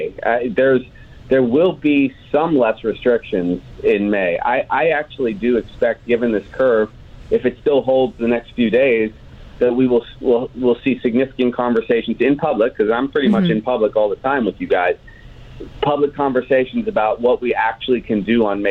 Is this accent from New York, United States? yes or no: yes; New York, United States; now in Hawaii, United States; I'm from New York originally